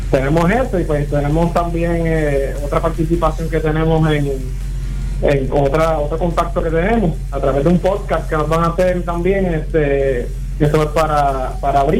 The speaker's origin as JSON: {"language": "Spanish", "town": "Aguadilla", "country": "Puerto Rico", "said": "eh, que es vocalista y, segunda guitarra, somos de Aguadilla, ella y yo."}